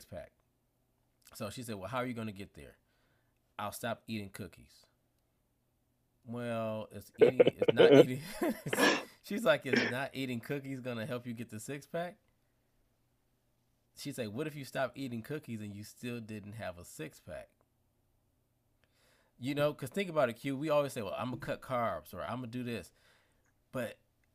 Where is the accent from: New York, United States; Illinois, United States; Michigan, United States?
Michigan, United States; Detroit; I'm from Detroit